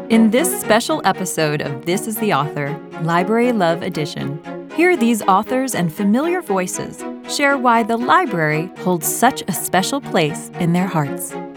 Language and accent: English; United States; now in Paris, France; as an American living abroad